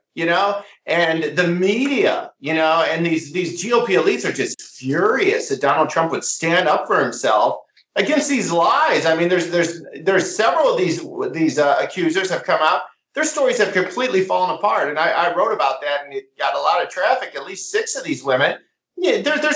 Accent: Iowa, United States; moved away as an adult; now in St. Louis, United States; I live in the Midwest. I'm in St. Louis now. I grew up in Iowa.

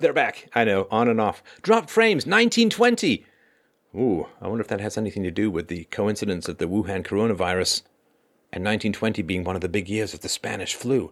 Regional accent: England, United Kingdom; also born or lived in Ireland / South Africa; now in Canada; I was born in Ireland, I grew up in England. Also spent a little bit of time in South Africa

